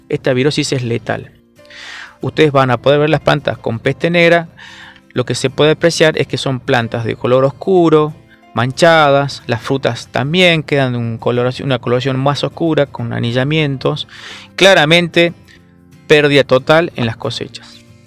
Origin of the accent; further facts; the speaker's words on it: Salta, Argentina; yo soy de Salta